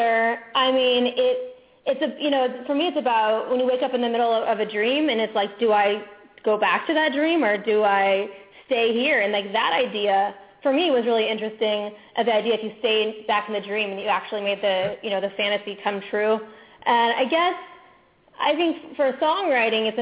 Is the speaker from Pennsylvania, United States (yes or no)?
no; Orlando, Florida, United States; moved away; I'm originally from Orlando, Florida, where I grew up going to Disneyland all the time.